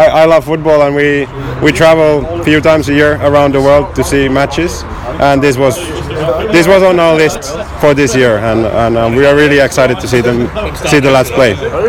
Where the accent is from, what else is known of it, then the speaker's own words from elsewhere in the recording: Finland; from Finland